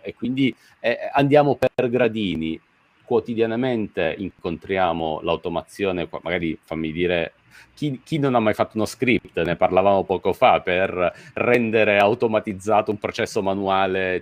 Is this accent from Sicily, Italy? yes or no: yes; Messina, Sicily, Italy; now in Milan, Italy; sono nato e cresciuto a Messina, come sai bene, poi mi sono trasferito a Milano